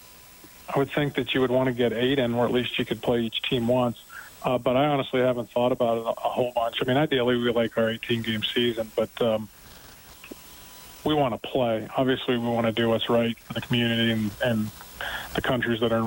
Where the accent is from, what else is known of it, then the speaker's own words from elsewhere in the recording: Butler, Pennsylvania, United States; now in Edmonton, Canada; I grew up in Western Pennsylvania in Butler High School, which is about 30 miles north of Pittsburgh.